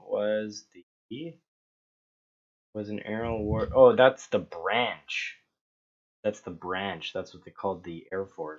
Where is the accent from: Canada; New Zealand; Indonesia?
Canada; as a Canadian